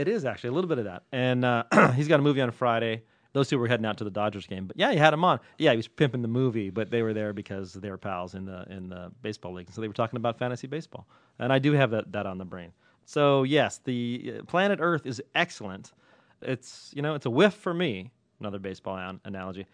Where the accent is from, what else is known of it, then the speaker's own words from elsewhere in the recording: Ireland; I'm Irish.